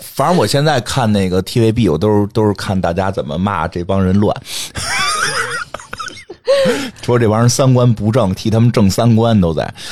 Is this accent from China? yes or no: yes; Beijing, China; accent: Beijing; 有点北京口音